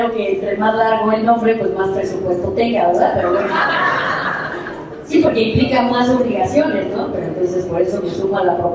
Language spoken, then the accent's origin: Spanish; Mexico City, Mexico; yo soy Ciudad de México